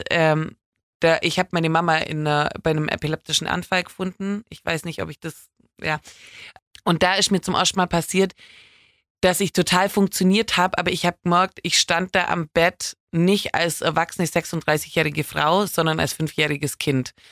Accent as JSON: {"language": "German", "region": "Baden-Württemberg", "country": "Germany", "accent": "Swabian", "said": "mein schauspielerisches Talent hat sich natürlich auch sehr in Grenzen gehalten wegen meinem schwäbischen Akzent."}